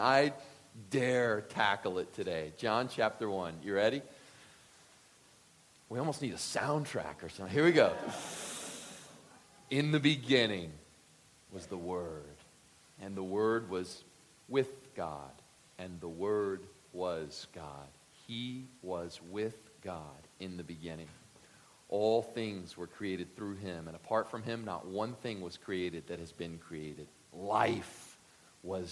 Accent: Deep South, United States; grew up in the Deep South

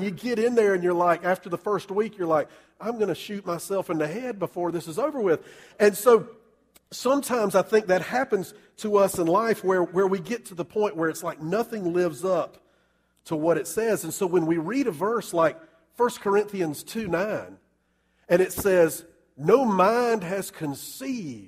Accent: Columbia, South Carolina, United States; I grew up in Columbia

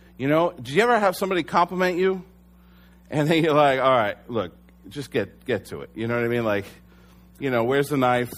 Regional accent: United States; as American Christians

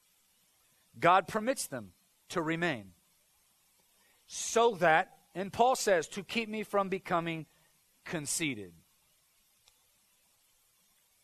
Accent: United States; as Americans, I think there's a certain amount of pride that comes with Christianity.

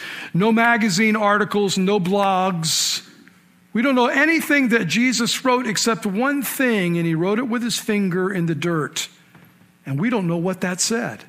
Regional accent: Washington, District of Columbia, United States; my hometown where I was born

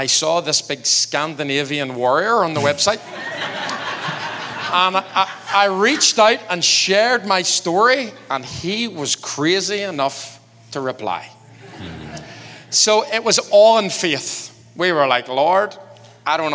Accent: Ireland; we as Irish people

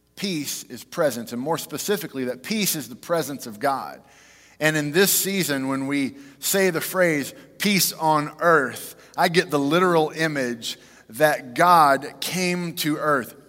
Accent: Fort Worth, Texas, United States; We grew up in Fort Worth.

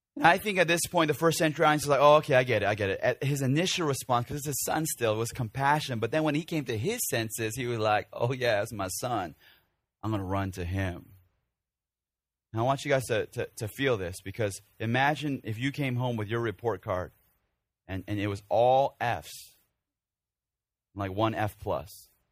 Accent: Chicago, Illinois, United States; moved away; when I was growing up in the Korean church of Chicago

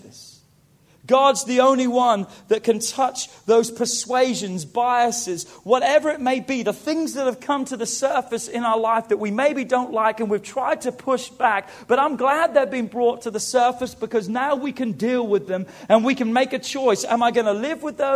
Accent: England, United Kingdom; moved away as an adult; now in United States; Growing up in England

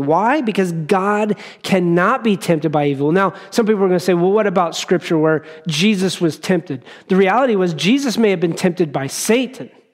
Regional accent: Wyoming, United States; as I grew up in Wyoming

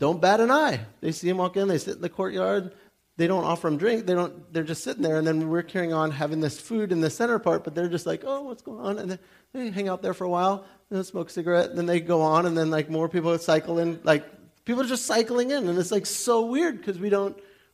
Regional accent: United States; we're from America

